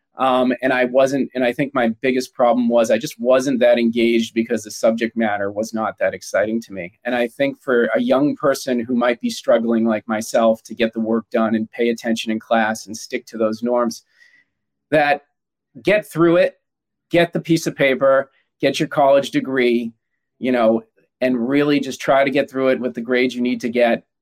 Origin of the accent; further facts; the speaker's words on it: United States; I'm American and I'm a little, you know, I'm a proud American